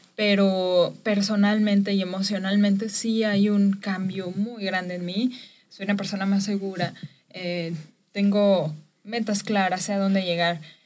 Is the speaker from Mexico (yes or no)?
yes; Chapala, Jalisco, Mexico; soy originaria de Chapala, Jalisco